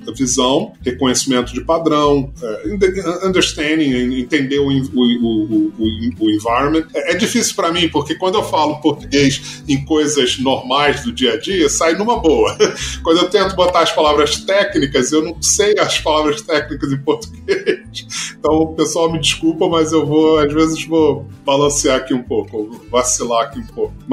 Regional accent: Rio de Janeiro, Brazil; É, tá certo nasci no Rio, tá. não vou dizer quando, mas já tem bastante tempo.

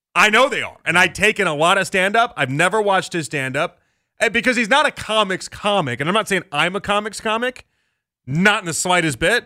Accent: Chicago, Illinois, United States; moved away; I'm from Chicago

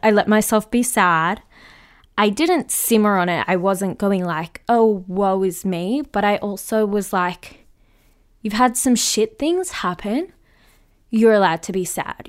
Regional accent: Melbourne, Victoria, Australia; my hometown of where I am

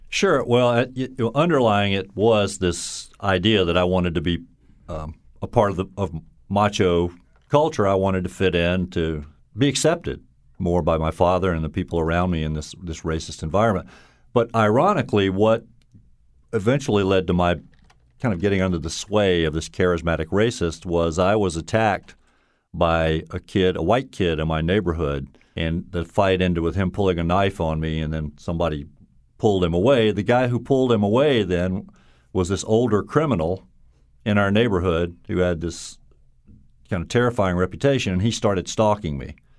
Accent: Baton Rouge, Louisiana, United States; accent: Southern drawl; moved away as an adult; also born or lived in Alabama; now in Connecticut, United States; I grew up in Baton Rouge, Louisiana, and my parents were from Mississippi

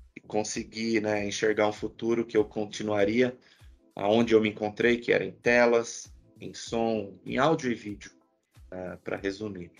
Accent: Santo André, São Paulo, Brazil; Eu sou de Santo André, né? Eu sou do ABC Paulista

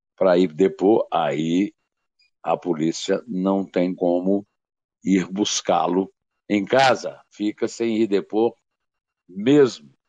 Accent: Brazil; é o meu país, nasci aqui

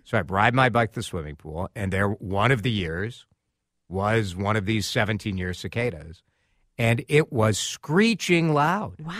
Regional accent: Chicago, Illinois, United States; now in Minnesota, United States; growing up in Chicago

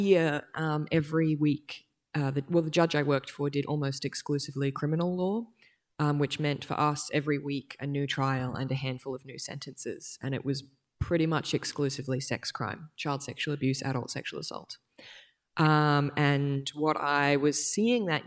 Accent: Brisbane, Queensland, Australia; now in Sydney, Australia; I was born and raised on Yagara and Turrbal land in Brisbane, and I now am delighted to live in Sydney

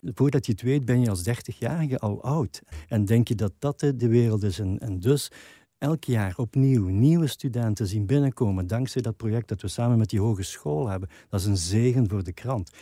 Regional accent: Limburg, Flanders, Belgium; als Limburgers

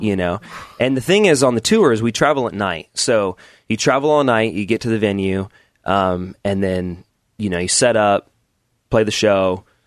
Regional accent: Southern Oregon, United States; grew up in Oregon

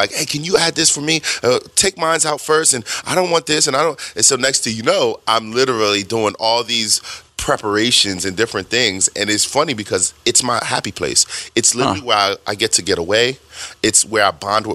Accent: New York City, New York, United States; also born or lived in New Jersey; I'm born in Brooklyn and grew up in Brooklyn, Jersey-ish area.

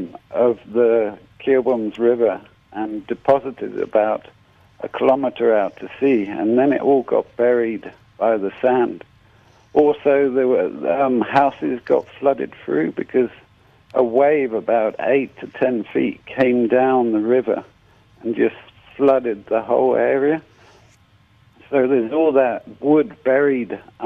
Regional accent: Cornwall, South West England, United Kingdom; now in South Africa; I come from Cornwall in England.

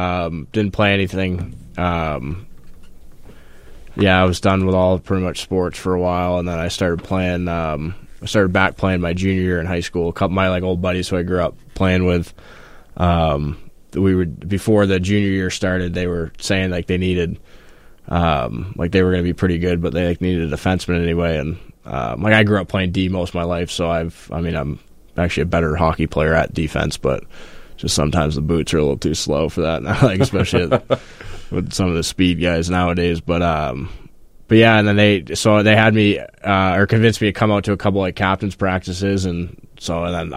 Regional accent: Falmouth, Massachusetts, United States; Falmouth, Massachusetts is where I grew up mostly.

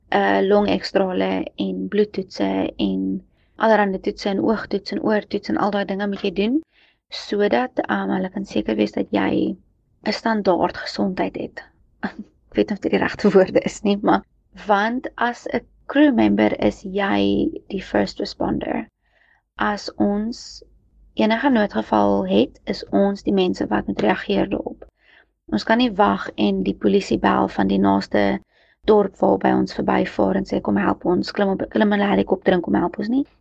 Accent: South Africa; as 'n Suid-Afrikaner en lid van die Reënboognasie

